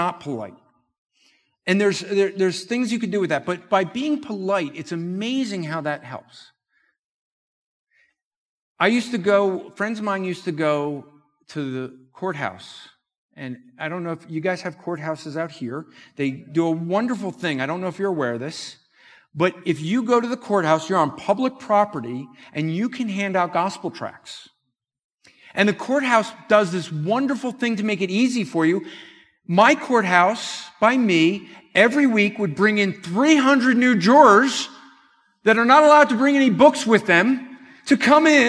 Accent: New Jersey, United States; I'm from Jersey

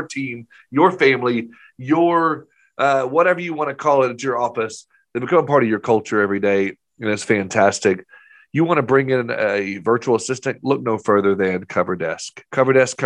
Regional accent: Maumelle, Arkansas, United States; also born or lived in Nashville; Maumelle, the town that we live in, which is a suburb of Little Rock.

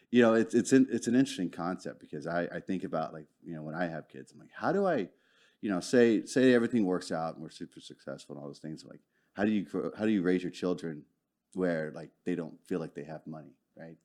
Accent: Arlington, Texas, United States; also born or lived in Houston / Dallas; I'm originally from Arlington.

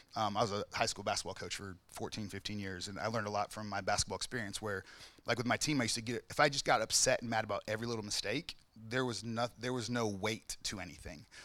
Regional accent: the South, United States; I grew up in the South, so discipline was like always, all the time.

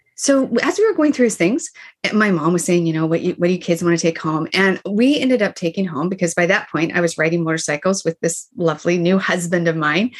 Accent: Boise, Idaho, United States; moved away; Boise, Idaho, where I grew up

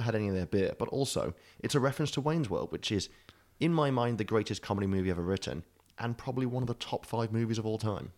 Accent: United Kingdom

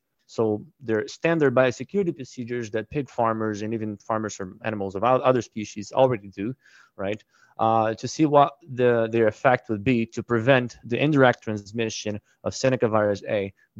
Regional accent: Brazil; moved away as an adult; also born or lived in Minnesota, United States; So originally, I am from Brazil. I was born in a family of hog producers.

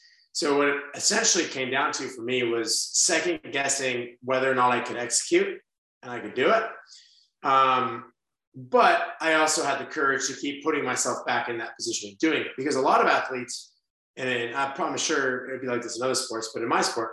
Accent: Las Vegas, Nevada, United States; I'm from Las Vegas

